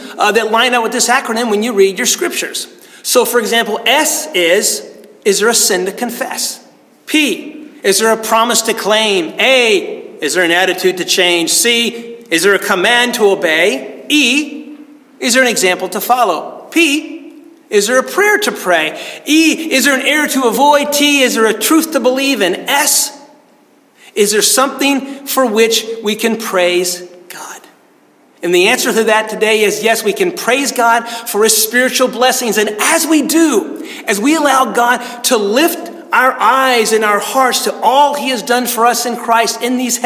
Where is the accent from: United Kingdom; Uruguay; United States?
United States; I grew up in the Smoky Mountains